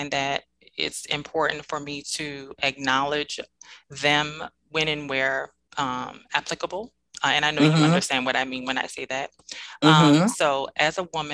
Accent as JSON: {"language": "English", "town": "New Orleans", "region": "Louisiana", "country": "United States", "tie": "born or raised there", "moved": "yes", "lives_now": "Dallas, United States", "said": "I am originally from New Orleans, Louisiana, born and raised."}